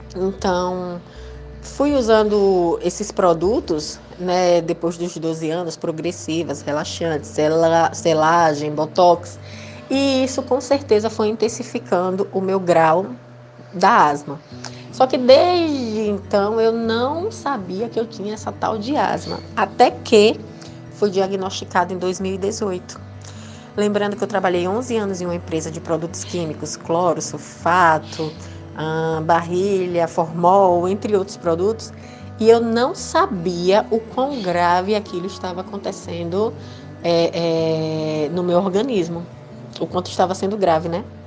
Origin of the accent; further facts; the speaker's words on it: Aracaju, Sergipe, Brazil; sou de Aracaju, Sergipe